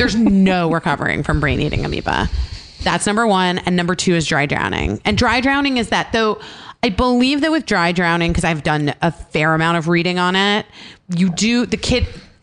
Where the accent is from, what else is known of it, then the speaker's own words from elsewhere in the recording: Arizona, United States; I grew up in Arizona